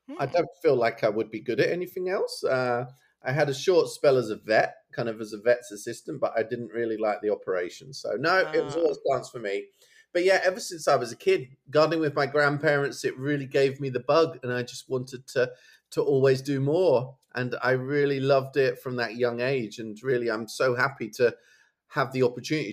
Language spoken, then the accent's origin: English; Suffolk, East of England, United Kingdom; I've got a house in Suffolk in my hometown